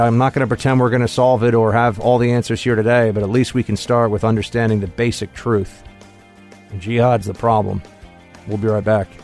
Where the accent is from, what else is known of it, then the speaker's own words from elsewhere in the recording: New York City, New York, United States; here in New York City, here in my hometown